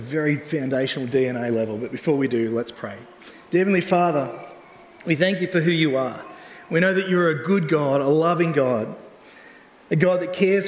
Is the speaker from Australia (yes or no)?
yes; Australia; we're from Australia